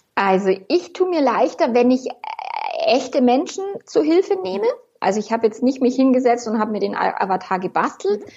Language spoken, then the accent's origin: German; Bavaria, Germany; accent: Bavarian; ich darf einmal wirklich bayerisch